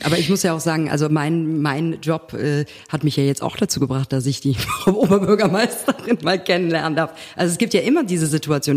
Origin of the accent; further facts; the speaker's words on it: Cologne, North Rhine-Westphalia, Germany; als Kölnerin